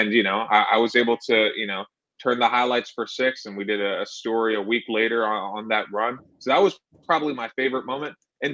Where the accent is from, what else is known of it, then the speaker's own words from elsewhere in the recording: Washington, D.C. area, Northern Virginia, United States; also born or lived in Philadelphia, Pennsylvania; now in Michigan, United States; I was born in Philadelphia, grew up in Washington, D.C. area, Northern Virginia. So, you know, 20 minutes south of D.C.